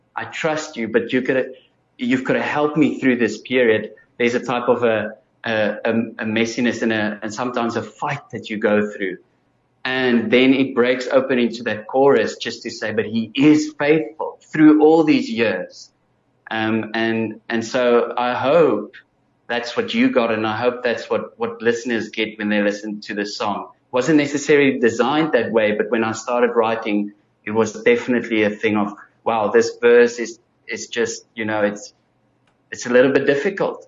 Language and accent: English; Bloemfontein, Free State, South Africa; now in Cape Town, South Africa; born and bred in uh, Free State, um, so not too far away from Gauteng. And then I grew up in Bloemfontein. Most of my school career was in Bloemfontein